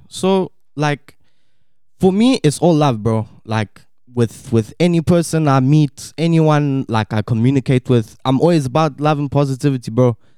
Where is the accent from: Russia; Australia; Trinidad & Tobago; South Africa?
South Africa; also born or lived in Štip, North Macedonia; I was born here in Stip, Macedonia, and moved to South Africa when I was about two years old